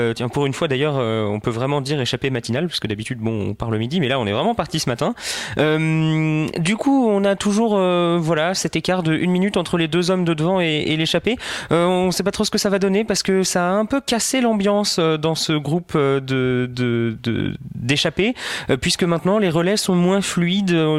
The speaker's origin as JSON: {"language": "French", "country": "France", "said": "en tant que Français"}